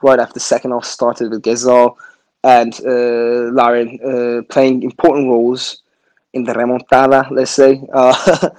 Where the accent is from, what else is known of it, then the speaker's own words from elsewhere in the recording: United Kingdom; I'm British